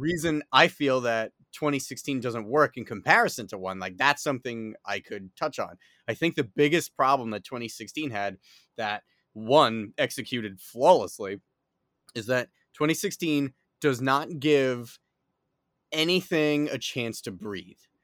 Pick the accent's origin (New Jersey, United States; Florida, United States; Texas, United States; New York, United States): New York, United States; New York City; accent: New York; if you can't tell by my accent, I am based in, uh, New York City.